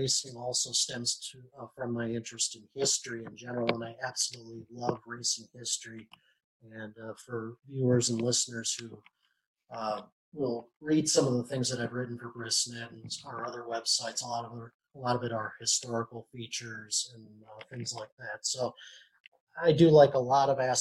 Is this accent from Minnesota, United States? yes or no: yes; Minnesota, United States; moved away as an adult; also born or lived in Louisville, Kentucky / Lexington, Kentucky; now in Kentucky, United States; after high school, I moved from Minnesota to Louisville